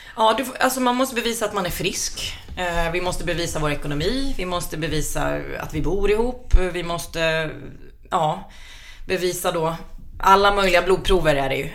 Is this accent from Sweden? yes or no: yes; Flen, Södermanland, Sweden; moved away; i den lilla hålan där jag är ifrån i Flen